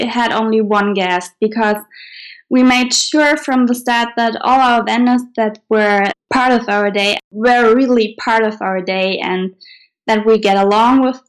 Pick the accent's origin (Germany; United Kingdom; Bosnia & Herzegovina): Germany; we are from Germany